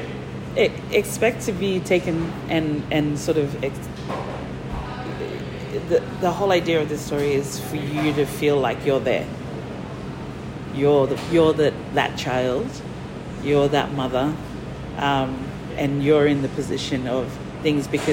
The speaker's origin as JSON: {"language": "English", "area": "Moa Island, Torres Strait", "region": "Queensland", "country": "Australia", "tie": "born or raised there", "also_born_or_lived": "Mer Island, Torres Strait", "moved": "yes", "said": "I grew up on Moa"}